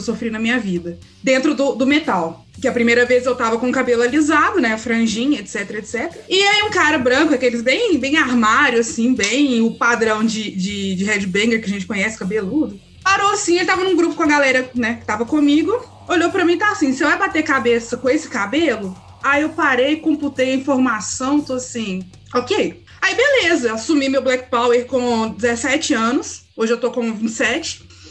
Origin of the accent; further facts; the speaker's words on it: Belo Horizonte, Minas Gerais, Brazil; eu sou de Belo Horizonte